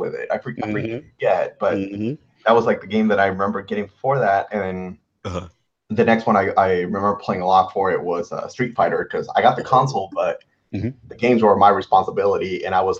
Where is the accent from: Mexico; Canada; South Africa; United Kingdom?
Mexico; moved away; I'm originally from Mexico